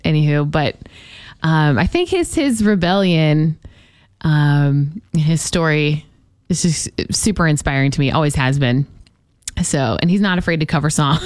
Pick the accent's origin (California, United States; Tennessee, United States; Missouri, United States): Missouri, United States; St. Charles; moved away as an adult; also born or lived in Jacksonville; I had some incredible music teachers growing up in St. Charles, Missouri